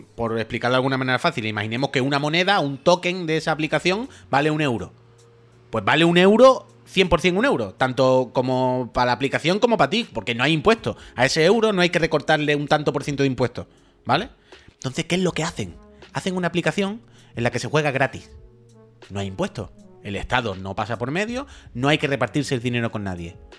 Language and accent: Spanish; Andalusia, Spain; born or raised there; accent: Andalusian